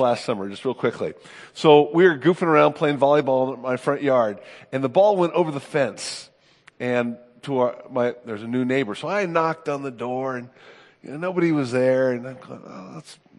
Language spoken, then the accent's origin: English; Oakland, California, United States; moved away as an adult; also born or lived in Chicago; now in Rochester, United States; I grew up in Oakland, California